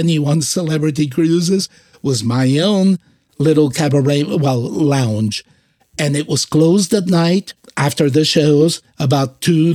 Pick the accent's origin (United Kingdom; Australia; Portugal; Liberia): Portugal; Azores; moved away; also born or lived in San Francisco Bay Area; I am from the Azores, born in a group of islands that belong to Portugal called the Azores